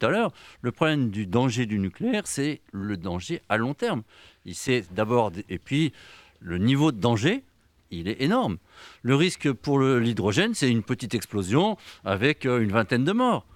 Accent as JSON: {"language": "French", "region": "Brittany", "country": "France", "said": "Je suis breton"}